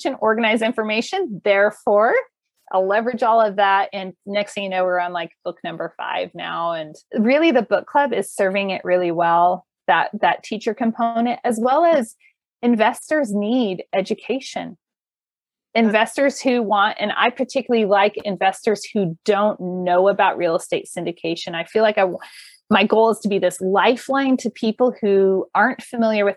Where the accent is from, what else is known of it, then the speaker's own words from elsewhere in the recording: California, United States; moved away; also born or lived in Colorado Front Range; Growing up in California, living in Colorado's Front Range as it was developing